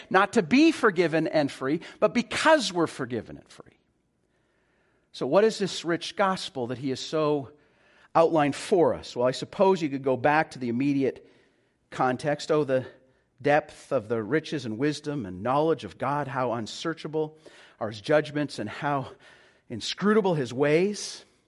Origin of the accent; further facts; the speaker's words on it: Calgary, Alberta, Canada; now in Vancouver, Canada; I'm originally from Calgary